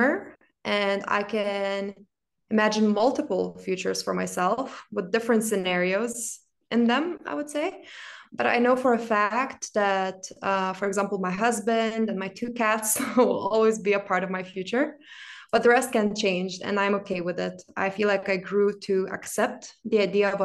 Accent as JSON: {"language": "English", "country": "Lithuania", "tie": "born or raised there", "also_born_or_lived": "Milan, Italy", "moved": "as an adult", "lives_now": "Berlin, Germany", "said": "I was born and raised in Lithuania, but I've spent the majority of my adult life working and living in Milan, Italy."}